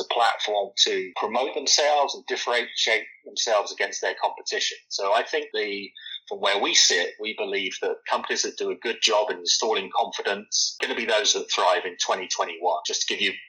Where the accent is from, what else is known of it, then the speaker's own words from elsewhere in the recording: London, United Kingdom; moved away as an adult; also born or lived in New York, United States; now in Alpharetta, United States; listeners can probably tell from my accent that I'm not really not from Georgia. I'm not from the US originally. I'm a Londoner.